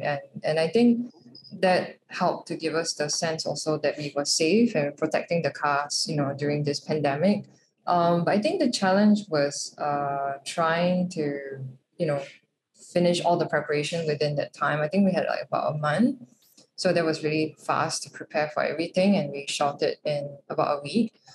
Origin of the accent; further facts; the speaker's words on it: Singapore; the superstitions that we grew up in, with in Singapore